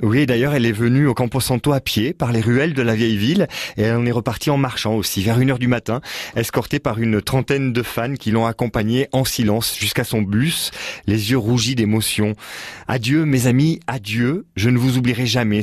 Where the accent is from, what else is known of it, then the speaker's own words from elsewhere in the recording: Perpignan, Occitania, France; On est à Perpignan, on est des enfants du pays.